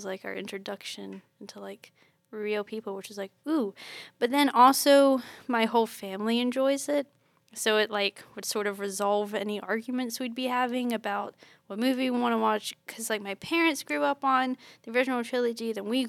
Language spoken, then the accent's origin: English; England, United Kingdom; now in United States; Because I grew up in England apart from my extended family.